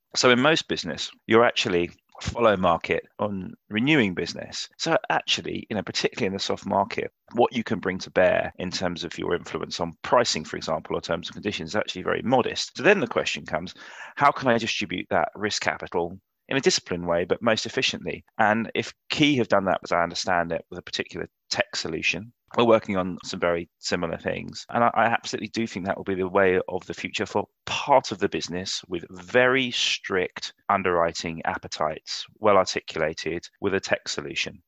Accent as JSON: {"language": "English", "region": "London", "country": "United Kingdom"}